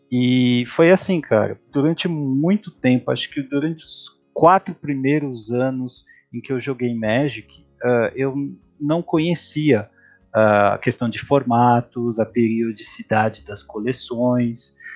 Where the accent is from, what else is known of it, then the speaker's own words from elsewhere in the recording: Santos, São Paulo, Brazil; now in São Paulo, Brazil; Bom, onde eu me criei? Eu sou de Santos, Santos ou barra São Vicente, né, ali na Baixada Santista, no litoral de São Paulo. É, hoje eu moro em São Paulo porque eu estudo